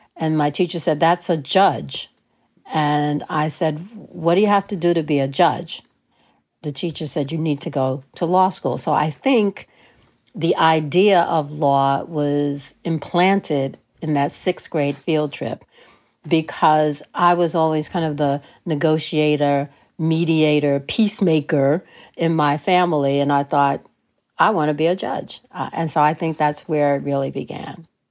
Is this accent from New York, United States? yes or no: yes; New York City, New York, United States; I grew up in New York City, so we, we call that elementary school.